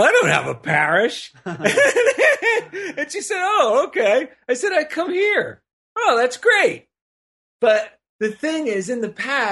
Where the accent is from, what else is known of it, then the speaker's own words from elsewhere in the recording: New Jersey, United States; accent: East Coast; moved away; I'm from New Jersey